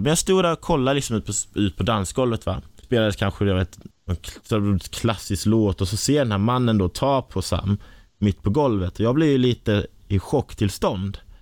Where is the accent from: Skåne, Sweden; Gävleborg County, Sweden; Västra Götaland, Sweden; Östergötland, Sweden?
Skåne, Sweden; Kristianstad; accent: Scanian (skånska); moved away as an adult; now in Stockholm, Sweden; jag var där hemma i Kristianstad